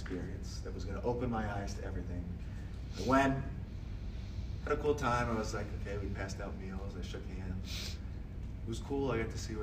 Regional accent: Akron, Ohio, United States; I'm from Akron, Ohio

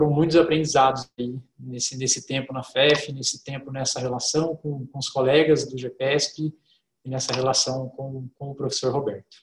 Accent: Poços de Caldas, Minas Gerais, Brazil; moved away; sou mineiro, Foz de Caldas

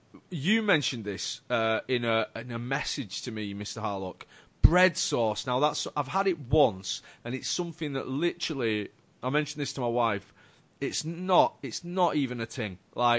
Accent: Yorkshire and the Humber, United Kingdom; I was raised, I was born, I am a Yorkshireman

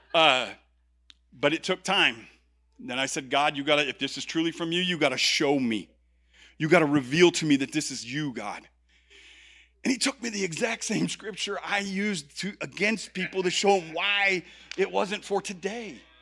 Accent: Chicago, Illinois, United States; I'm from Chicago

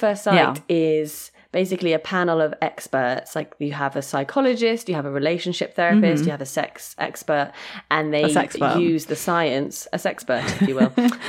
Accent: Sheffield, Yorkshire and the Humber, United Kingdom; Okay, you're from London. I'm from Sheffield. Right, you're going to have to move to Sheffield with me.

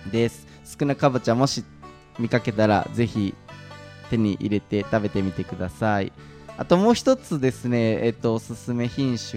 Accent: Kashihara, Nara, Japan; moved away; also born or lived in Fujinomiya; 僕が生まれ育った奈良県の

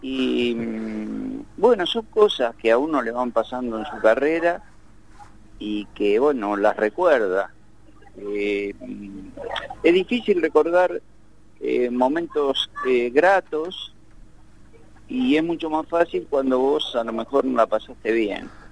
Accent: Temperley, Buenos Aires Province, Argentina; hoy estoy acá, en Tamperley, donde nací y vivo.

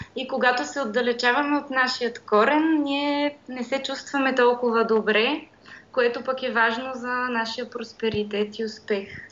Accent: Pirdop, Sofia Province, Bulgaria; аз съм от град Пирдоп, който се намира между Средна гора и Стара планина

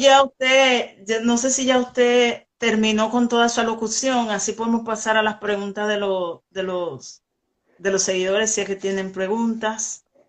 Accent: Dominican Republic; yo soy de República Dominicana

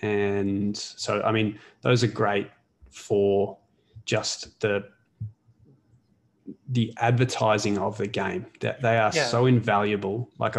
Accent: Melbourne, Victoria, Australia; moved away as an adult; now in Canada; I'm a Hawthorn supporter. I'm from Glen Waverley in Melbourne.

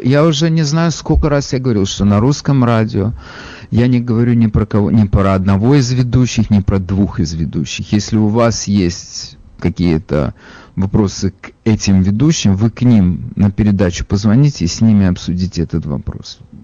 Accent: Odesa, Odesa Oblast, Ukraine; now in New York, United States; я же из Одессы

